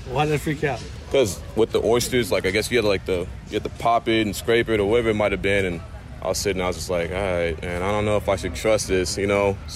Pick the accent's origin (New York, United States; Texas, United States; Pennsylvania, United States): Texas, United States; And you know, I'm coming from Texas, you know, barbecue over there